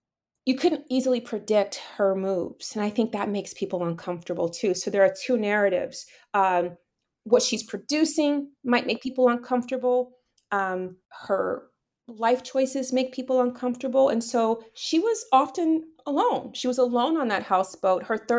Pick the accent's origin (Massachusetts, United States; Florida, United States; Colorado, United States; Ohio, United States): Florida, United States; Miami; the way in which I was raised in Miami, so, you know, have that Bahamian side.